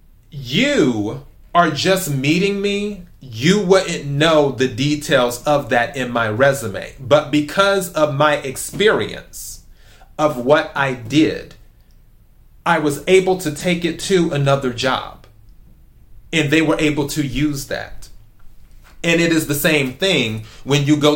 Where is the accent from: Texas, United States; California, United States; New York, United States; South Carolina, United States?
South Carolina, United States; moved away; also born or lived in Los Angeles; my home state of South Carolina